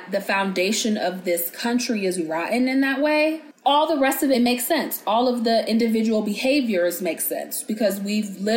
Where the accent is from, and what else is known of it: United States